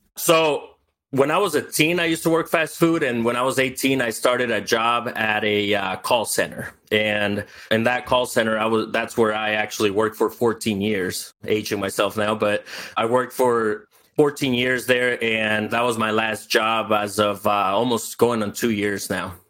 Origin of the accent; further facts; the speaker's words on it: El Salvador; now in United States; I was born in El Salvador. I grew up with no running water, no electricity.